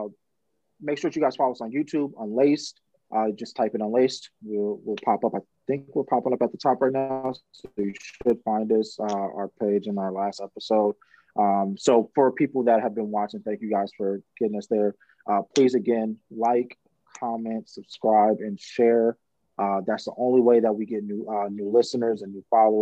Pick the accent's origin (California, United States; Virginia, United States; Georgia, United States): California, United States; Pasadena; I'm from Pasadena.